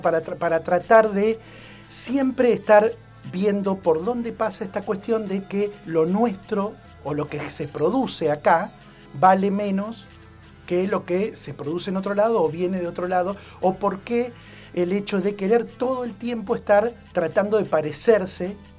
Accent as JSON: {"language": "Spanish", "country": "Argentina", "said": "cuando ibas a la escuela en Argentina"}